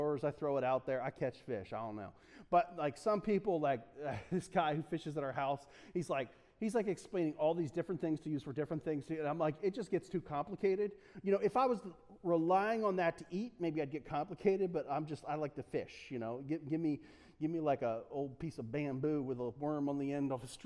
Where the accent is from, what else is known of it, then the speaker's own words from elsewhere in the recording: United States; Love being American